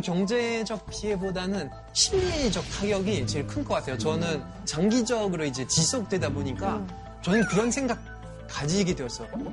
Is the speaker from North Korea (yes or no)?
no; France; Korean is a second language; now in South Korea; 프랑스에서 온